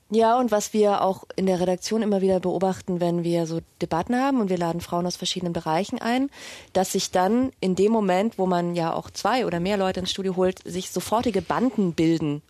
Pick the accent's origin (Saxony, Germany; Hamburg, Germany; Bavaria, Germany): Bavaria, Germany; Munich; now in Berlin, Germany; ich komme jetzt aus München und wenn ich mit Leuten rede, mit denen ich in die Schule gegangen bin